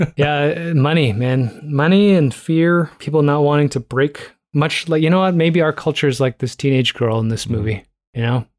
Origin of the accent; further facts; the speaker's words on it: Toronto, Ontario, Canada; I grew up in Toronto